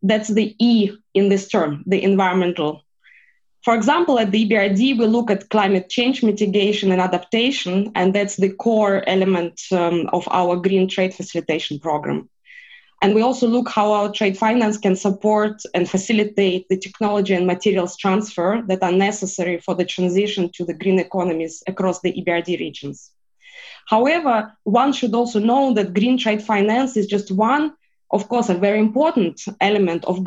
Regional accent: Russia; I am Russian, and I am a Russian lawyer

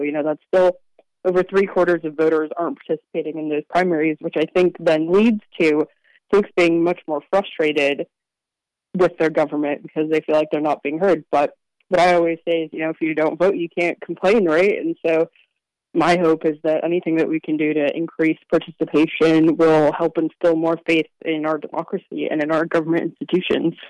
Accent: Virginia, United States; also born or lived in Kansas; my home state of Virginia. Um, you know, I live in Arlington

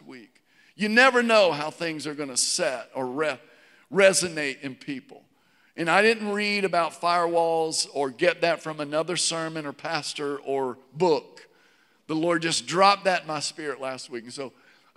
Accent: Virginia, United States; now in Georgia, United States; growing up in Virginia, I think a lot about hardwoods. We didn't have pine trees in Virginia

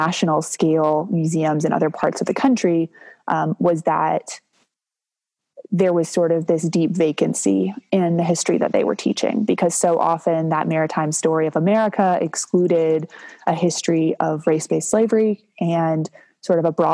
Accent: Durham, North Carolina, United States; I grew up here in Durham

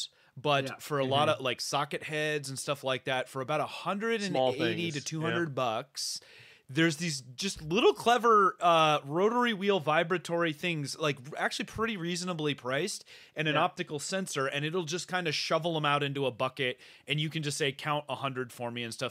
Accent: Bay Area, California, United States; moved away; I grew up in the Bay Area

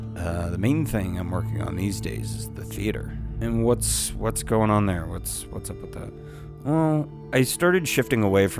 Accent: San Diego, California, United States; I'm 35, and I'm from San Diego, and I'm an artist slash producer.

